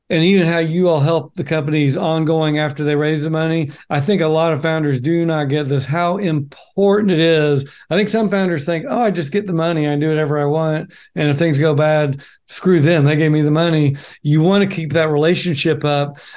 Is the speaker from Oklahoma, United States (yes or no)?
yes; Oklahoma, United States; so I'm from Oklahoma. I was in the oil and gas industry uh, for 10 years as a CFO.